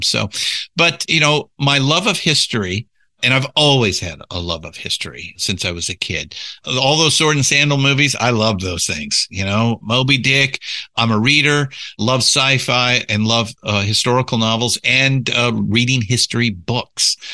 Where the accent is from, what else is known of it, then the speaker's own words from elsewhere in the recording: Southern California, United States; I was born and raised in Southern California